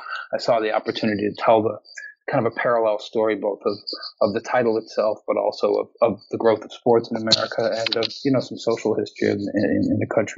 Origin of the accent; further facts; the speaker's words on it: Chicago, Illinois, United States; now in Beacon, United States; My parents are originally New Yorkers, but I grew up in the Midwest in Chicago area before coming back east.